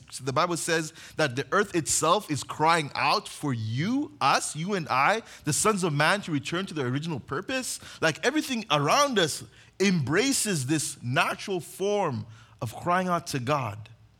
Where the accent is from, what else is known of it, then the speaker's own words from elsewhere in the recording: Uganda; now in United States; If you guys don't know, I grew up on mission in Uganda.